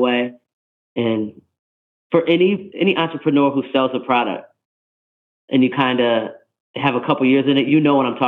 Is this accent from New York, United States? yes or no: yes; New York, United States; I'm from New York